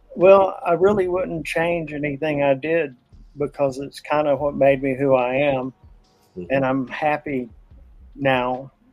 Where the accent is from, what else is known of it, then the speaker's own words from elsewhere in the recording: Pikeville, Kentucky, United States; my hometown of Pikeville, Kentucky